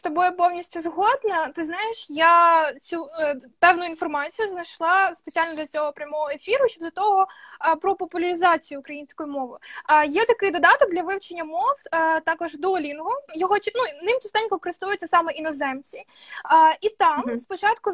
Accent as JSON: {"language": "Ukrainian", "region": "Mykolaiv Oblast", "country": "Ukraine", "accent": "surzhyk", "said": "я з Миколаївської області"}